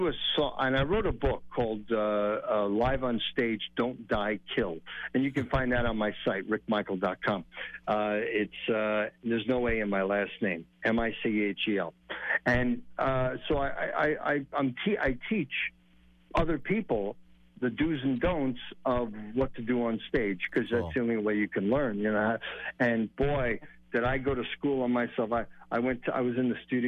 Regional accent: Merrick, New York, United States; moved away as an adult; also born or lived in Mount Vernon, New York / Baltimore, Maryland; now in Las Vegas, United States; I was born in Mount Vernon, New York, and I moved to South Shore, Long Island, Merrick, and I went to Belmore

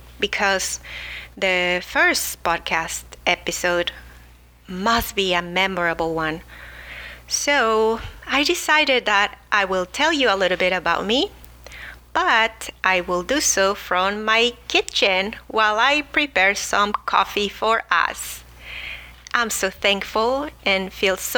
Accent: Mexico City, Mexico; now in La Mirada, United States; I am originally from Mexico City, where I grew up enjoying fresh foods

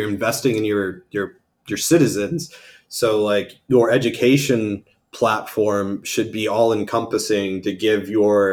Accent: Ohio, United States; born or raised there

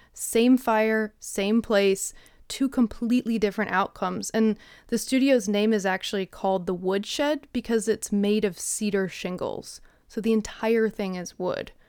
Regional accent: Midwest, United States; now in Jackson, United States; I'm from the Midwest

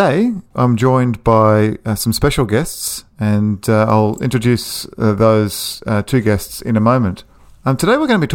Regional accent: Australia; Being Australian, my English is terrible

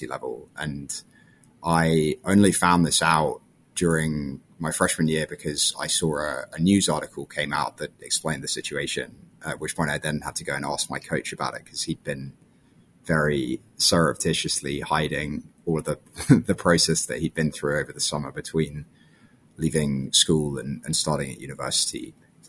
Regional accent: London, United Kingdom; moved away as an adult; also born or lived in South Africa; now in United States; I grew up in London and moved to the United States for college when I was 18

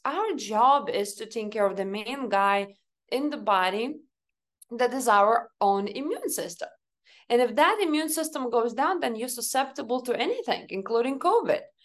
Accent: Lithuania; moved away; I grew up back home in Lithuania. So, you know, I was raised and born in this country

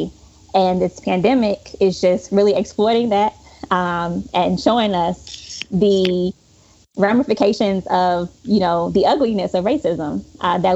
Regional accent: Chicago, Illinois, United States; moved away; Chicago, which again is my hometown.

